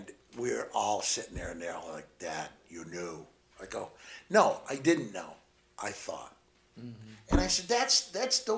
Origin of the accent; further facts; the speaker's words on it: Cape Girardeau, Missouri, United States; now in California, United States; I'm originally from Missouri, from Southeast Missouri, Cape Girardeau